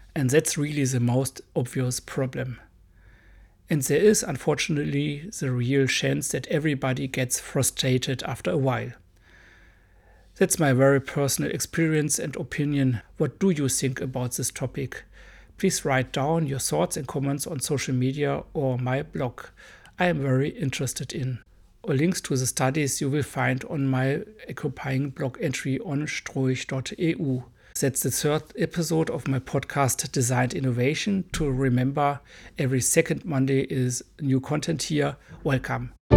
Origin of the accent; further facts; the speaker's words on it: Germany; accent: hard accent; English is a second language; I'm a German boy.